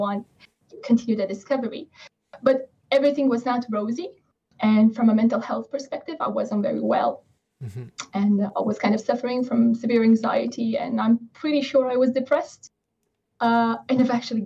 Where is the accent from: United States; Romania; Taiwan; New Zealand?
Romania; now in England, United Kingdom; I stream from England and yeah. I live in England. I'm okay. Originally from Romania.